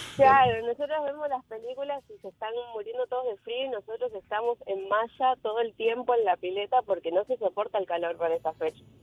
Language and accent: Spanish; Buenos Aires, Argentina; now in Orlando, United States; soy de Argentina